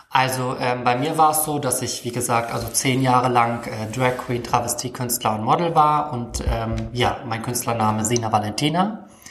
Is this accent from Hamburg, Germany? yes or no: yes; Hamburg, Germany; Ich komme jetzt aus der Weltstadt Hamburg